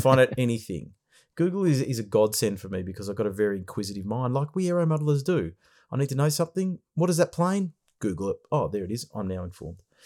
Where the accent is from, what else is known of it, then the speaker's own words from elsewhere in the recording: Australia; we're from Australia here